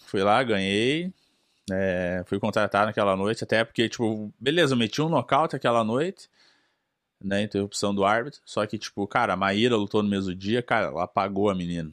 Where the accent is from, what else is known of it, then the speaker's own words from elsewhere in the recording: Brazil; moved away as an adult; now in United States; a gente sendo brasileiro, você nasce no Brasil